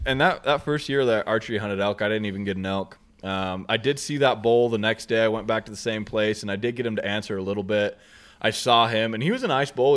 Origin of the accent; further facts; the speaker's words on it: Southeast Idaho, United States; we're from Southeast Idaho